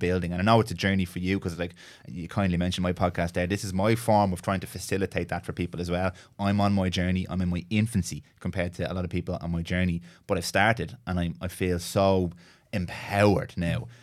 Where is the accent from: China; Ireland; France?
Ireland; I know Ireland, I live here, I'm Irish